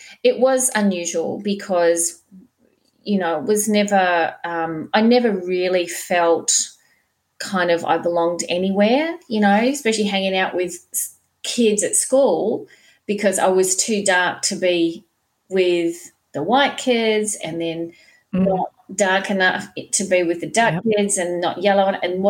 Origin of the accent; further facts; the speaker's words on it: Mount Maunganui, Bay of Plenty, New Zealand; born in a tiny little place in New Zealand, Aotearoa, and the place is called Mount Maunganui. In fact, I was born in Tauranga Hospital, and Mount Maunganui was where I was raised. And it's this tiny little dot on the map.